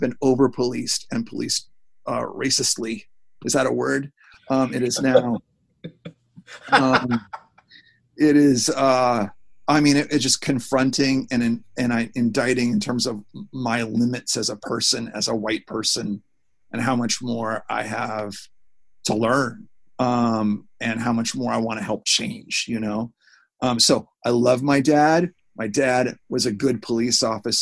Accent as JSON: {"language": "English", "town": "Seattle", "region": "Washington", "country": "United States", "tie": "born or raised there", "moved": "yes", "lives_now": "Los Angeles, United States", "said": "when we were growing up in Seattle"}